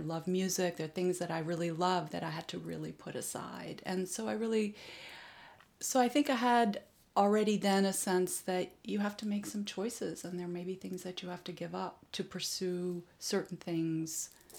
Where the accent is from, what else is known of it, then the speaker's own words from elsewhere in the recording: Japan; Well, my father, being a diplomat, my parents spent over 15 years in Japan. I grew up actually in Japan, so I understand the Japanese culture very well.